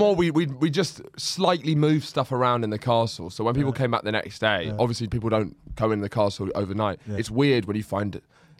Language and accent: English; Lewes, South East England, United Kingdom; born or raised there